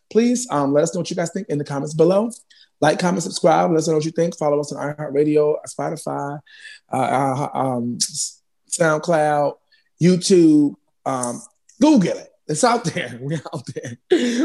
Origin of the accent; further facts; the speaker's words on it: New York City, New York, United States; also born or lived in Bronx; I already know I'm representing Harlem, but I live in the Bronx now